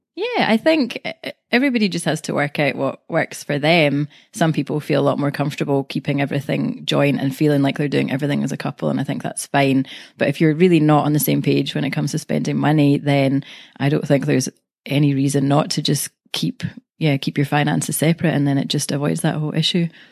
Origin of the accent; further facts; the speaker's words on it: Glasgow, Scotland, United Kingdom; I'm from Glasgow, Scotland.